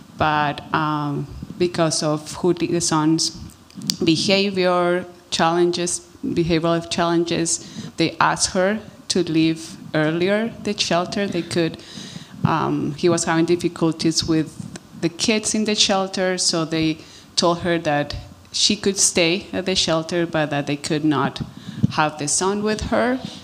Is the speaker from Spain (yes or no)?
no; Colombia; now in Canada; I'm originally from Colombia